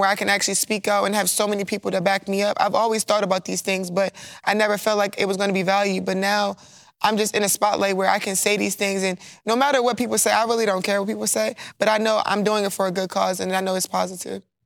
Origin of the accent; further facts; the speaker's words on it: Baltimore, Maryland, United States; moved away as an adult; now in Louisiana, United States; I'm from Baltimore